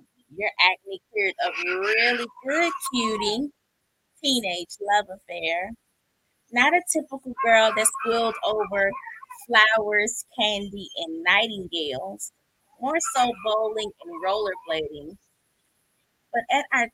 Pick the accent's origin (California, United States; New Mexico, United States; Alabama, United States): Alabama, United States; Birmingham; I am from Birmingham, Alabama